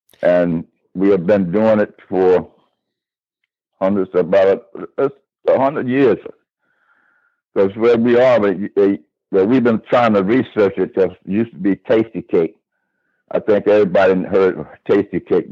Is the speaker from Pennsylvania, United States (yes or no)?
yes; Philadelphia, Pennsylvania, United States; I grew up in Strawberry Mansion